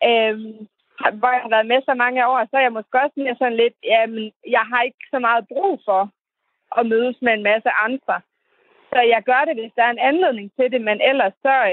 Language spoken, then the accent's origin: Danish; Terndrup, North Denmark Region, Denmark; jeg kommer fra Tørndrup, som er 20 minutters kørsel fra Skørping